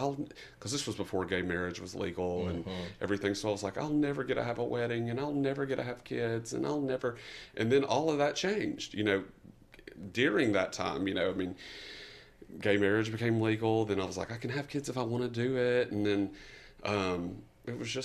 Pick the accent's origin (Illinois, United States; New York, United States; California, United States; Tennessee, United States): Tennessee, United States; East; I am from East Tennessee originally, me and ….